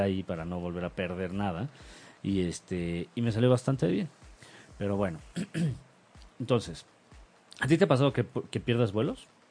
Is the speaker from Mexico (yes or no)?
yes; Mexico; yo no soy argentino, yo soy mexicano